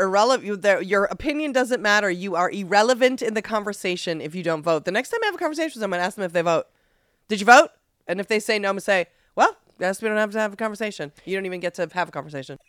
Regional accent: Massachusetts, United States; my home state of Massachusetts

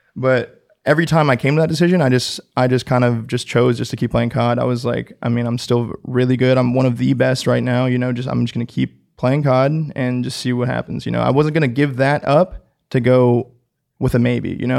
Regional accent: Orange County, California, United States; growing up in Orange County, the, the biggest city next to me would be L

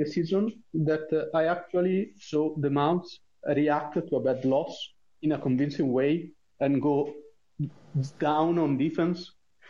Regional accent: Italy; accent: Italian; English is a second language; I'm Italian

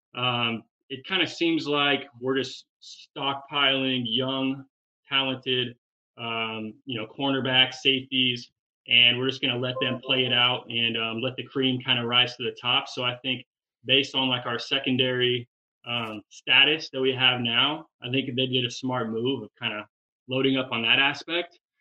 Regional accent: Washington, United States; now in Phoenix, United States; I grew up in Washington.

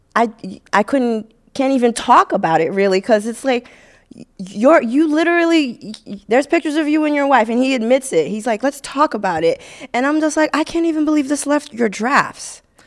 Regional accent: Haiti; now in United States; I grew up in Haiti

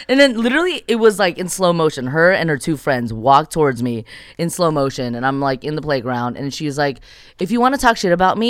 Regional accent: California, United States; 626 is such a bubble, you know? Which, and it's my hometown.

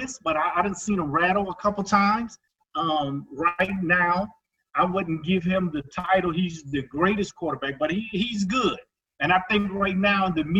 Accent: Buffalo, New York, United States; moved away as an adult; also born or lived in Germany; now in Indianapolis, United States; I'm from Buffalo. I grew up there, was a Buffalo Bills fan all my life until the last 16 years since I've been here

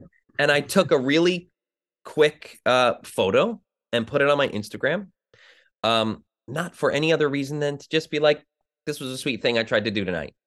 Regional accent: New Jersey, United States; I grew up in New Jersey

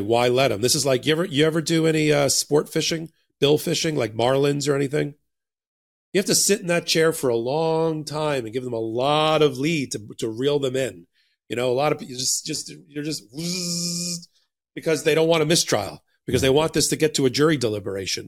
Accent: United States; I grew up in New Jersey and New York during the exact same periods

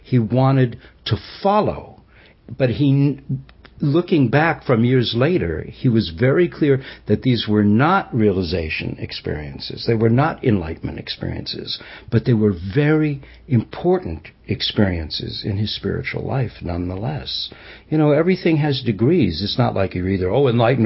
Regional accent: New York City, New York, United States; I grew up Jewish in New York City

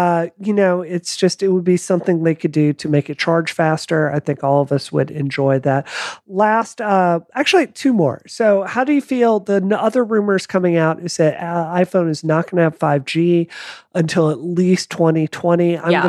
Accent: the South, United States; now in Dedham, United States; Like, I come from the South. I'm not a gun phobe

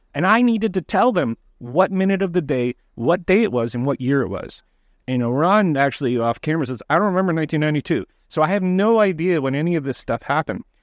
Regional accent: Toronto, Ontario, Canada; I'm from Toronto.

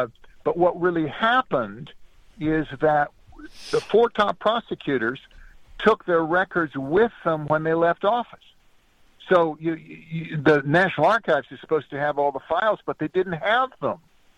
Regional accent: California, United States; I grew up in Southern California and went to Whittier College, which is where Dick Nixon went.

